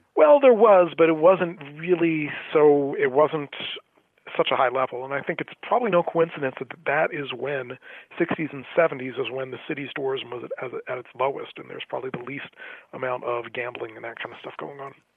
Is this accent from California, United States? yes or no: no; Atlantic City, New Jersey, United States; moved away; I grew up in Atlantic City, New Jersey. Was born there, grew up there, worked in a few casinos there.